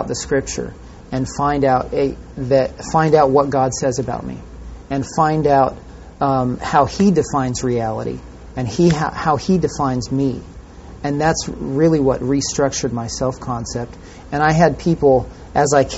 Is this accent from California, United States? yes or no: yes; California, United States; I grew up in California